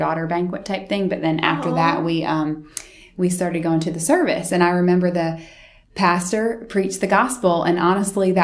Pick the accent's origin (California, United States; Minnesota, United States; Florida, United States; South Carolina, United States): South Carolina, United States; Florence; also born or lived in Pennsylvania, United States; my family moved here when I was in about fourth grade, halfway through fourth grade. And my dad's job is what brought us here to Florence